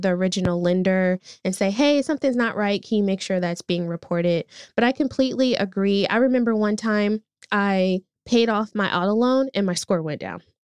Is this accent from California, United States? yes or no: yes; Oakland, California, United States; I grew up in East Oakland